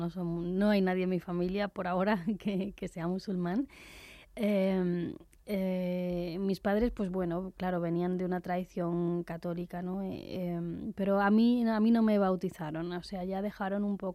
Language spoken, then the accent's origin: Spanish; Barcelona, Catalonia, Spain; born there; Sí, yo nací en Barcelona, fue un poco por casualidad, la verdad, porque mi padre estaba allí trabajando